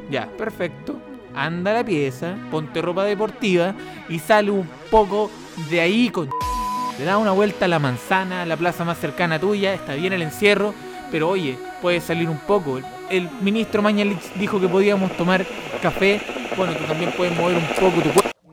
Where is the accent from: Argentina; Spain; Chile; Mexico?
Chile; Los Ángeles, Biobío; Yo soy de Los Ángeles